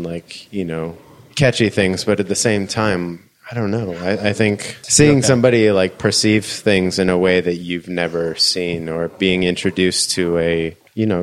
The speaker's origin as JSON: {"language": "English", "town": "Newport Beach", "region": "California", "country": "United States", "tie": "born or raised there", "said": "I was born in Newport Beach"}